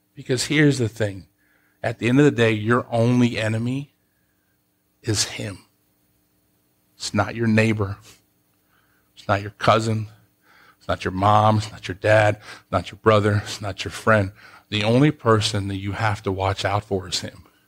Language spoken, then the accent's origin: English; United States; moved away as an adult; also born or lived in Columbus; I grew up in Soonville